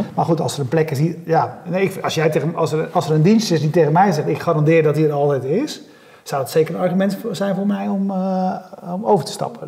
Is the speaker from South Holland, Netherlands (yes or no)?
yes; Nieuwkoop, South Holland, Netherlands; ik kom uit Nieuwkoop, uh, 7000 inwoners zeg maar, of 10.000 inwoners